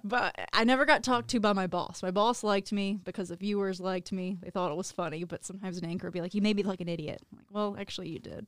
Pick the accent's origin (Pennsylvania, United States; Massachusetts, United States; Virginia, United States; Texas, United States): Virginia, United States; moved away; I was born and raised in Virginia.